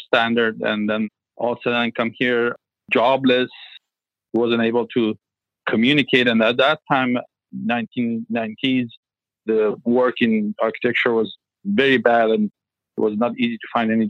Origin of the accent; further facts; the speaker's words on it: Iran; English is a second language; moved away as an adult; now in Vancouver, Canada; I'm originally from Iran. Yeah, I studied architecture in Iran and in Tehran.